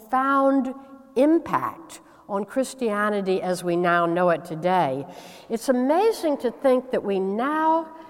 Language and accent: English; United States; I hail from the United States